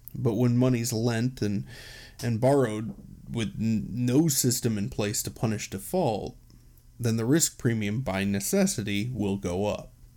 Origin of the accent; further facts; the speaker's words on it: United States; as an American